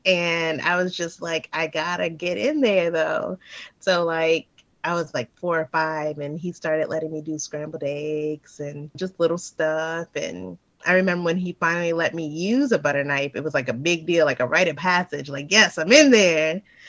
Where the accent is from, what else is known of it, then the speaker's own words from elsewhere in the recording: New Orleans, Louisiana, United States; moved away as an adult; Yeah, I grew up in New Orleans. Yep. Yep. I didn't leave until I was like 19. I actually went to a college out there, University of New Orleans.